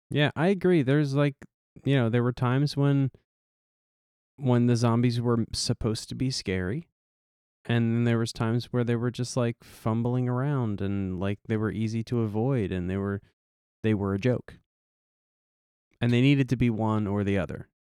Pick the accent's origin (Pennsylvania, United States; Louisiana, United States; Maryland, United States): Pennsylvania, United States; Philadelphia; we're from Philly